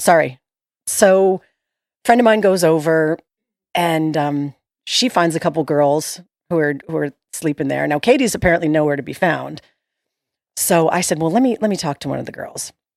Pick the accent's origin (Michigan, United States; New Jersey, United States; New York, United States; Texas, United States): New York, United States; moved away; I'm from New York